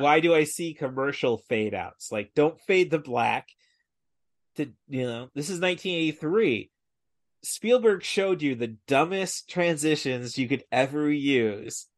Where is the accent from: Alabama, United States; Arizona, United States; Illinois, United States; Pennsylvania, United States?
Illinois, United States; Peoria; I'm from Peoria, the biggest market for Bob and Tom